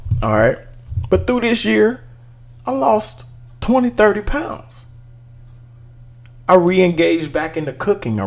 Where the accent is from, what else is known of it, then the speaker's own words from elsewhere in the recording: Dallas, Texas, United States; in Texas, in Dallas, in my hometown